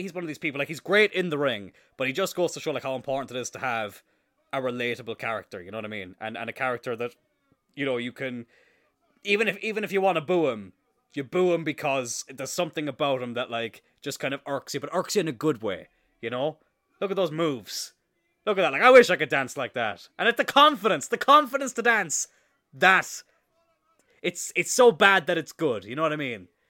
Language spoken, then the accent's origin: English; Cloyne, Munster, Ireland; I grew up in countryside in East Cork